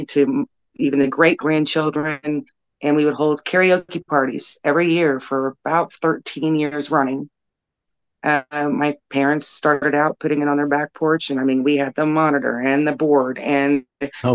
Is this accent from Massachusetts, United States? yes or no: no; Plainfield, Indiana, United States; I grew up in Plainfield, Indiana, Plainfield Junior Senior High School back then.